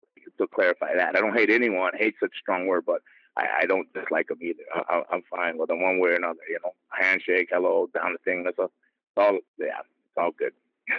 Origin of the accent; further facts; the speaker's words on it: Brooklyn, New York, United States; I'm a boy, I'm from Brooklyn.